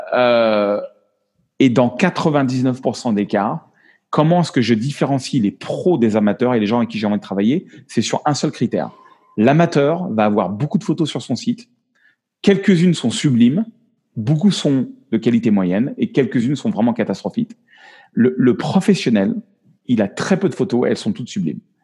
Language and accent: French; France; accent: French; moved away; also born or lived in United States; il est revenu mon accent français.